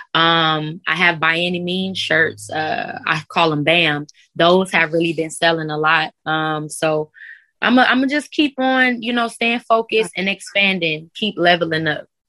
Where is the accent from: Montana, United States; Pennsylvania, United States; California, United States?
California, United States; Carson; also born or lived in Los Angeles; I'm from Carson, but Carson is probably like 10, maybe 20 minutes away from